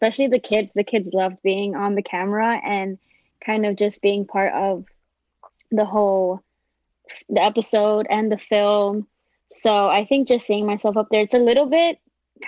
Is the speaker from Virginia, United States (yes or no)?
no; New York City, New York, United States; I grew up, born and raised in the South Bronx